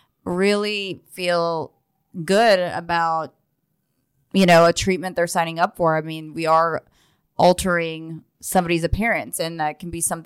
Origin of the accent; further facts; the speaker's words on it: Israel; I'm from Israel, and I'm Jewish